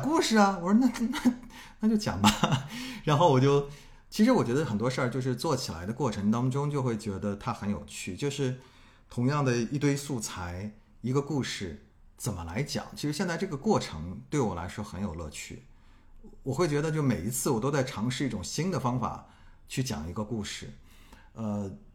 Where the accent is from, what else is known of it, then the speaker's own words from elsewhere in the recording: Hangzhou, Zhejiang, China; moved away; also born or lived in Beijing; 我是去年从北京搬回了老家杭州